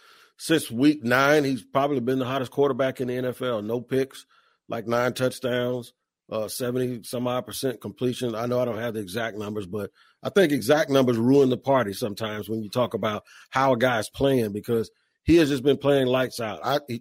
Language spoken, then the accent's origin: English; Washington, District of Columbia, United States; I grew up in Washington as a fan of Washington